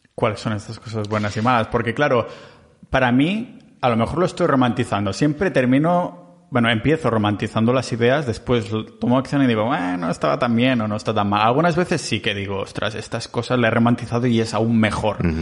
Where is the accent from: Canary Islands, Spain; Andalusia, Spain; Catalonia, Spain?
Catalonia, Spain; soy muy catalán